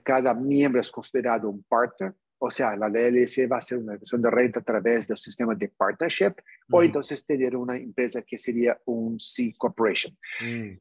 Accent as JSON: {"language": "Spanish", "region": "New York", "country": "United States", "tie": "born or raised there", "said": "yo nací en Nueva York, pero como pueden percibir, yo, yo tengo sangre latino"}